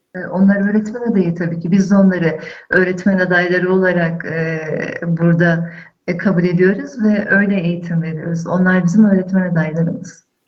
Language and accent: Turkish; Elazığ, Elazığ Province, Turkey; moved away; Aslen Elazığlıyım